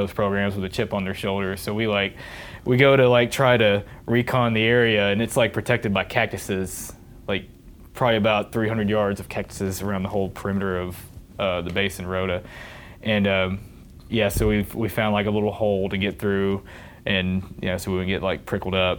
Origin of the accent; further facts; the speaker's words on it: near Murfreesboro, Tennessee, United States; MTSU right here, close to my hometown